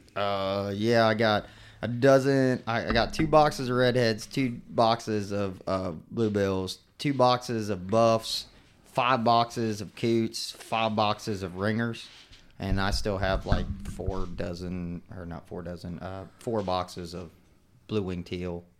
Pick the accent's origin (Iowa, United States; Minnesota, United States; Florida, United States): Florida, United States; Mosquito Lagoon; growing up on Mesquite Lagoon